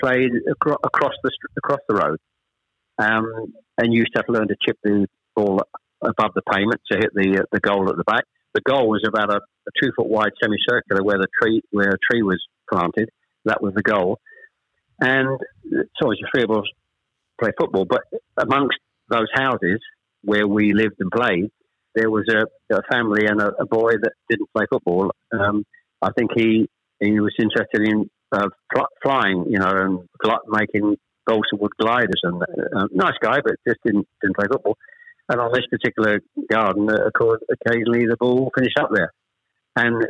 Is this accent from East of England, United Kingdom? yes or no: yes; Chelmsford, East of England, United Kingdom; also born or lived in Ashton-under-Lyne / Manchester; We actually moved south from Manchester. I was born in Ashton-under-Lyne. We actually moved south to Chelmsford when I was probably, I was the eldest of three, when I was probably about 7 or 8